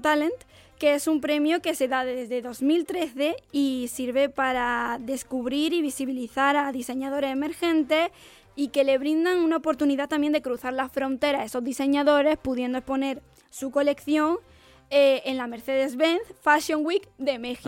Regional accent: Jaén, Andalusia, Spain; soy de Jaén

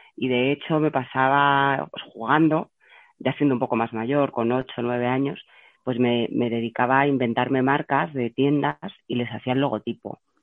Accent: Burgos, Castile and León, Spain; moved away as an adult; also born or lived in Madrid; había estado toda mi infancia en Burgos

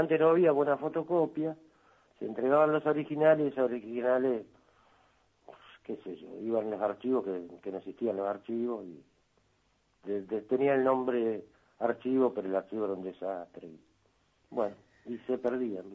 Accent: La Paz, Canelones, Uruguay; moved away as an adult; trabajaba de mozo en una pizzería, ahí en La Paz, mi pueblo

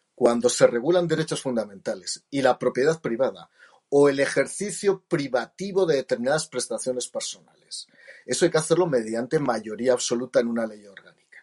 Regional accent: Jaca, Aragon, Spain; soy aragones, no soy gallego. Y soy de Jaca

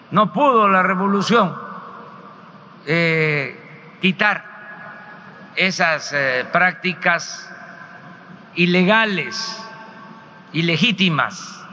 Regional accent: Mexico; soy presidente de México, represento a todos los mexicanos

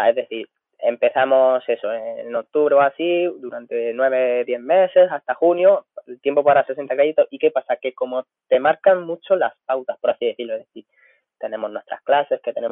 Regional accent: Villena, Valencian Community, Spain; también soy nutricionista del equipo de fútbol del Villena Club de Fútbol, que es el equipo de mi pueblo.

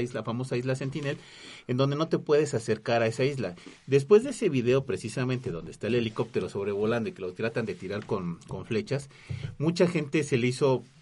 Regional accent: Mexico; yo como mexicano

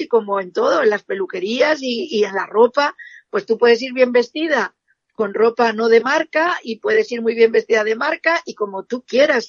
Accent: Spain; soy una esteticista española

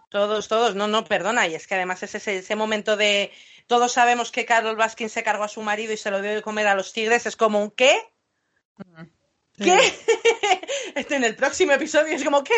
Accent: England, United Kingdom; como buena inglesa que soy

